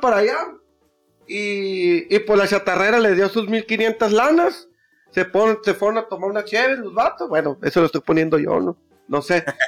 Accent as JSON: {"language": "Spanish", "region": "Sonora", "country": "Mexico", "said": "soy de Sonora"}